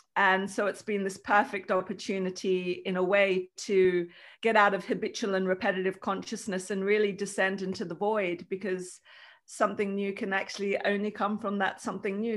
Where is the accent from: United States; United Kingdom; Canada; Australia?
Australia; now in Lithuania; I wasn't born in Lithuania, I was born in Australia, it's where my family is